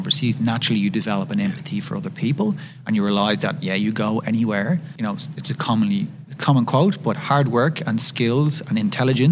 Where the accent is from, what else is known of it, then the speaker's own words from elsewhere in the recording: Ireland; I'm from Ireland, as I'm sure you can tell. I'm very proud of my Irish culture.